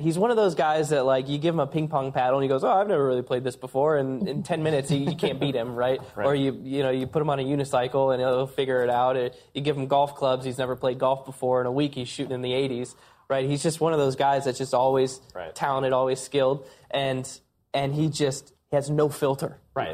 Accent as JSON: {"language": "English", "region": "Iowa", "country": "United States", "tie": "born or raised there", "said": "I'm a short track guy from the Midwest. I grew up in Iowa"}